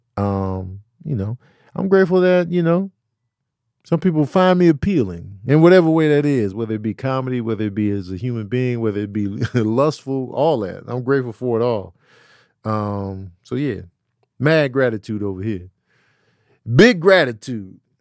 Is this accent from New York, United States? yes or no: no; Chicago, Illinois, United States; moved away; also born or lived in the South (US); I had three white teachers that I remember growing up in Chicago.